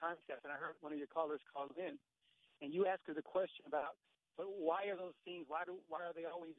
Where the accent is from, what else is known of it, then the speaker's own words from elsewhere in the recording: Houston, Texas, United States; I'm from Texas, but I happen to be, I'm from the Houston area of Texas, and I'm driving up here. I'm in D.C.